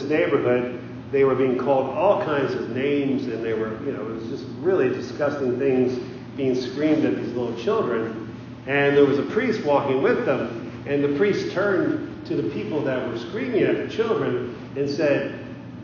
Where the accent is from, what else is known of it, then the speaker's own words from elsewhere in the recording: South Central Pennsylvania, United States; I grew up in South Central Pennsylvania